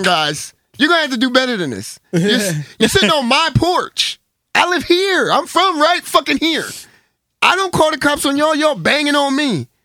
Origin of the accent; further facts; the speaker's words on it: Lindenwold, New Jersey, United States; also born or lived in Philadelphia, Pennsylvania; now in California, United States; I'm from Lindenwald, New Jersey.